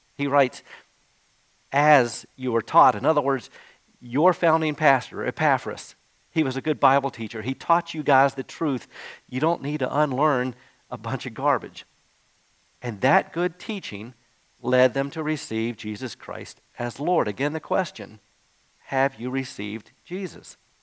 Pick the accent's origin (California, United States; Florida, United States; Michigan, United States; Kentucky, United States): Florida, United States; Jacksonville; as a kid growing up in Jacksonville, Florida